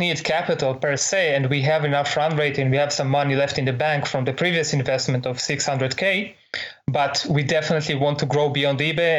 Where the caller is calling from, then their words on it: San Jose, California, United States; right now I'm calling you from San Jose in California.